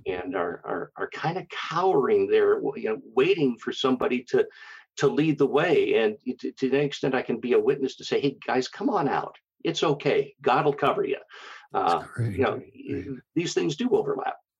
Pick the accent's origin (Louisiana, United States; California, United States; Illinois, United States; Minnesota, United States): Minnesota, United States; Minneapolis; moved away as an adult; also born or lived in Black Hills, South Dakota; I was born and raised in the Minneapolis St. Paul area